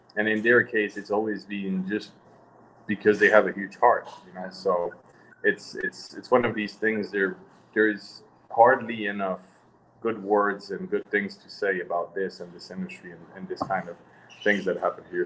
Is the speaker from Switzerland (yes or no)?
yes; Switzerland; moved away as an adult; I was born in Switzerland